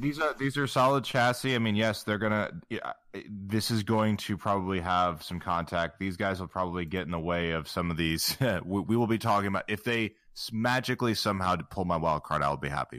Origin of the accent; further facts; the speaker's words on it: United States; being an American